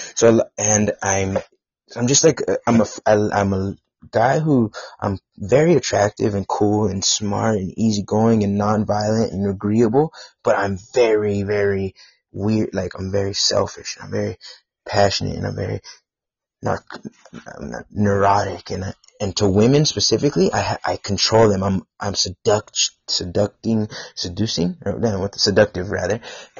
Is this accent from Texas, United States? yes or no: yes; Bullard, Texas, United States; I lived in Bullard, Texas, near Tyler. Yeah, I'm from North. Oh, that's where I live, Northeast Texas.